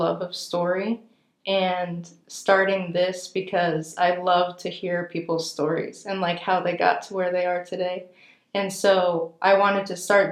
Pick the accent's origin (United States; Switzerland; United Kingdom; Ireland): United States; Southern California; I'm originally from Southern California